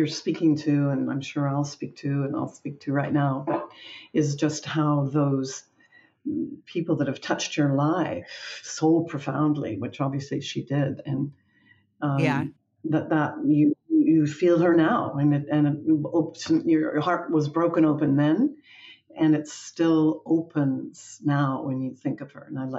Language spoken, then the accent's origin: English; Toronto, Ontario, Canada; also born or lived in New Brunswick; Yeah, I was born in Toronto, in Canada, and grew up sort of between Toronto, then on the east coast of Canada, and New Brunswick, which is right next to Maine, in the Maritime Provinces